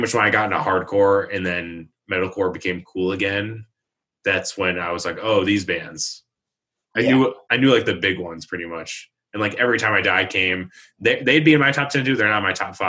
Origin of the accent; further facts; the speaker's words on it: Watertown, New York, United States; moved away; also born or lived in Syracuse; I grew up in Watertown